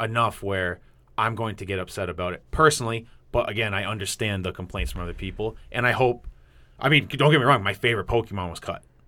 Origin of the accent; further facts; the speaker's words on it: New England, United States; accent: New England; my New England accent's coming out.